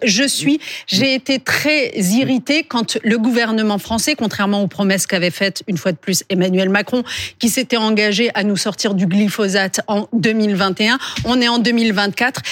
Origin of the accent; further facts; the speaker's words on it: France; chez nous, en France